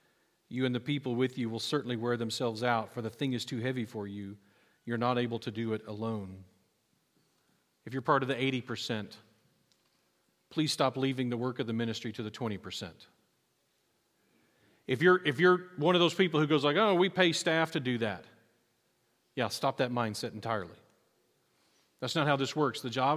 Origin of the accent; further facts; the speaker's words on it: United States; I'm proud that I'm American